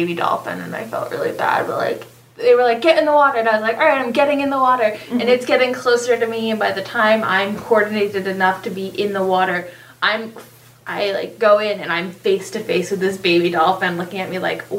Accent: New England, United States; now in Panama City Beach, United States; we're from New England. I'm not a country music girl.

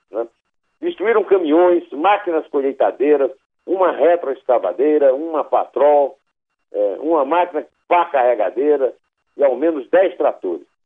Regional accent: Iraúna, Brazil; born there; Eu nasci em Iraúna, cujo primeiro nome era Belém do Arrojado, mas é bem longe de lá.

